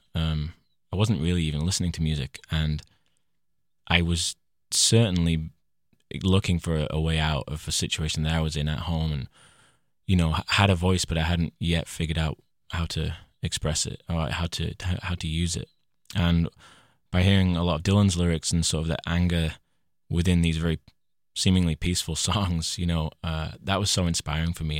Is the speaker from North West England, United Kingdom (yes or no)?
yes; Leyland, North West England, United Kingdom; My hometown is called Leyland, uh, in Lancashire, the northwest of England